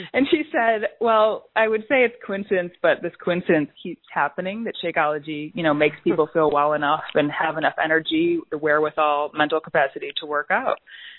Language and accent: English; suburbs of Chicago, Illinois, United States; Suburbs of Chicago, Illinois. Oh, okay. Born and raised here.